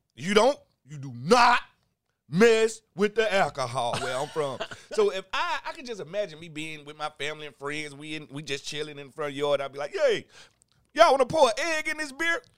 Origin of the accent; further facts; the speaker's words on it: Mississippi, United States; moved away; I'm from Mississippi